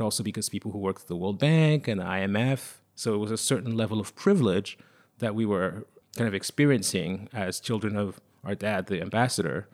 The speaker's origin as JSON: {"language": "English", "town": "Lomé", "region": "Maritime", "country": "Togo", "tie": "born or raised there", "also_born_or_lived": "Paris, France / London, United Kingdom", "second_language": "English", "moved": "yes", "lives_now": "New York, United States", "said": "when I was a child growing up in Togo, I was born in Lome"}